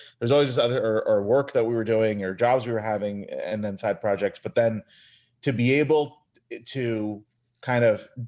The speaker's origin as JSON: {"language": "English", "town": "Seattle", "region": "Washington", "country": "United States", "tie": "born or raised there", "also_born_or_lived": "Chicago, Illinois", "said": "I grew up in Seattle"}